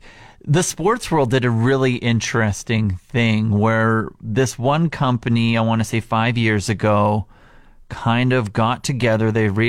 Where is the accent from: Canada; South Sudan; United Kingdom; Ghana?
Canada